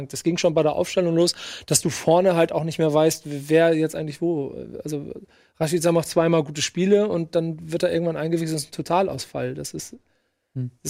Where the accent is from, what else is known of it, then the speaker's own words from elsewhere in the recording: Bremen, Germany; die eigentliche Frage, die ich mir als Bremer im Moment ja stelle